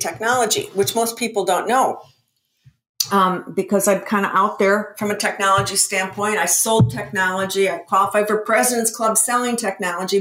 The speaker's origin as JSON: {"language": "English", "town": "Minneapolis", "region": "Minnesota", "country": "United States", "said": "I'm from Minnesota. I'm from the Midwest"}